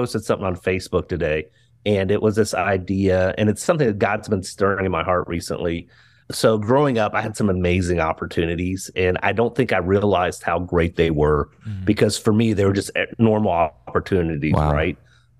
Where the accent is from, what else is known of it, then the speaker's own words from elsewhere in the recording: Maryland, United States; In fact, growing up in Maryland, all of our field trips, we'd go to the Smithsonian's, right?